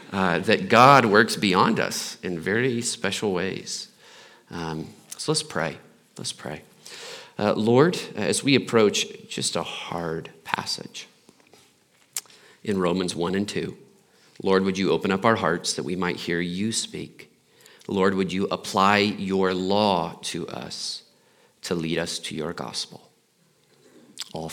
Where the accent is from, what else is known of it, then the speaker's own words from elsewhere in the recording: Muncie, Indiana, United States; now in Littleton, United States; I'm from Indiana